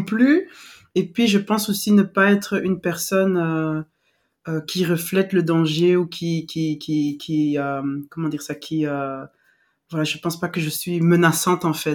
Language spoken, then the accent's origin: French; western DR Congo, DR Congo; moved away; moi j'ai grandi à l'ouest